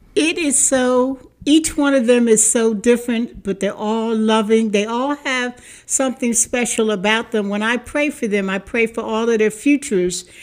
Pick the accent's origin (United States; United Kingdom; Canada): United States; Philadelphia, Pennsylvania; moved away as an adult; also born or lived in Newark, Delaware; I am from Philadelphia, A, better known as Philly, but I raised my daughter in Newark, Delaware